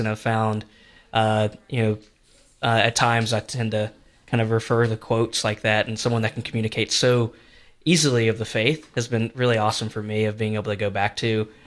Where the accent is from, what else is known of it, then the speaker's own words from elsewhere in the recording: northeast Georgia, United States; also born or lived in Atlanta; I grew up in in in Georgia on a small farm in, in northeast Georgia, near on the other side of Athens